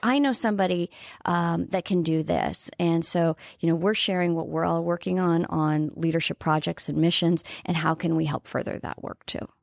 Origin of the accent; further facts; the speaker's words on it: Wayne, Nebraska, United States; now in South Dakota, United States; I grew up in Wayne, Nebraska